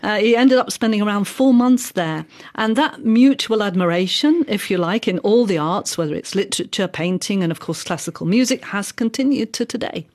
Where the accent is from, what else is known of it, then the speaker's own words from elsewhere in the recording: United Kingdom; now in France; as a Brit